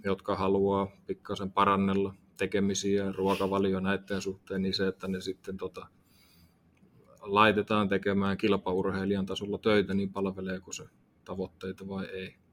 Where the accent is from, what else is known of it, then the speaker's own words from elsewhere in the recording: Tampere, Pirkanmaa, Finland; Tampereella syntynyt